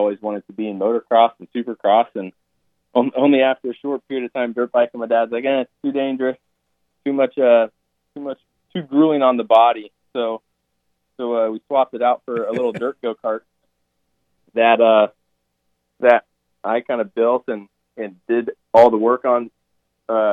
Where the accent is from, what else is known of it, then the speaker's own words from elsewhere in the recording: Cave Creek, Arizona, United States; I am from Cave Creek, Arizona